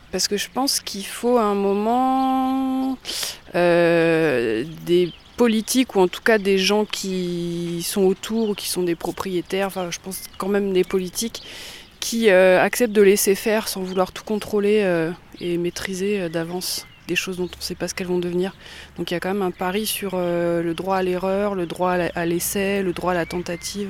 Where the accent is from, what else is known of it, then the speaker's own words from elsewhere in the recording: Langres, Grand Est, France; je suis née à Langres, j'ai grandi à Langres, après je suis partie, j'ai fait des études ailleurs et je suis revenue en Haute-Marne en 2008